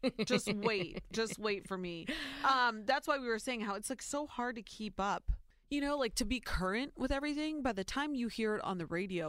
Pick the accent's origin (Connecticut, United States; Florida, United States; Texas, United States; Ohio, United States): Ohio, United States; born or raised there